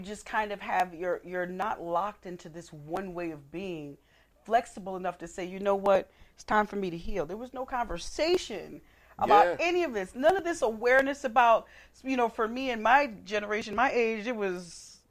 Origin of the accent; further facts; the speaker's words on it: Elizabeth, New Jersey, United States; also born or lived in New York / Newark, New Jersey; I'm from Jersey. I grew up in Essex, in Elizabeth, New Jersey, Union County. And then, but I lived in Essex. I lived in Newark, and all of that.